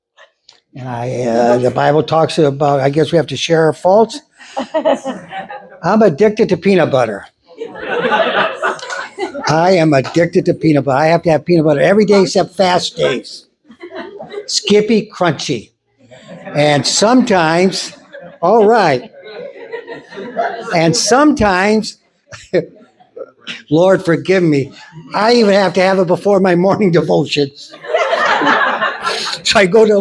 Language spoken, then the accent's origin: English; Northwest Indiana, United States; moved away as an adult; now in Greenwood, United States; I was born and raised in Northwest Indiana and lived there until June of this year.